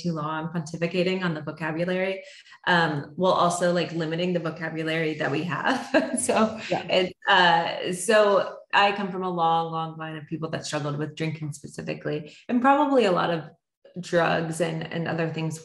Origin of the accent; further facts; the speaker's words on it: Florida, United States; also born or lived in Canada; we are from Canada originally, but grew up in Florida for grade school and above